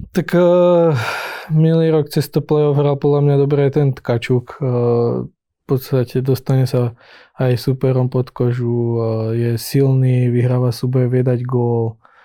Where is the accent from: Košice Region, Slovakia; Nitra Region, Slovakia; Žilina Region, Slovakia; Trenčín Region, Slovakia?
Trenčín Region, Slovakia; Trenčín; now in Hradec Králové, Czech Republic; sme obidva z Trenčína